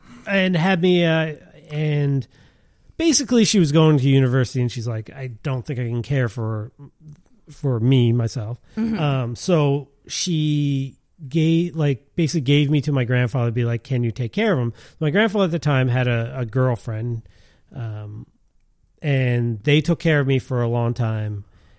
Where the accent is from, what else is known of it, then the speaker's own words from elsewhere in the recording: Montreal, Quebec, Canada; also born or lived in Liverpool; I mean, I'm from Montreal, but I grew up in Liverpool.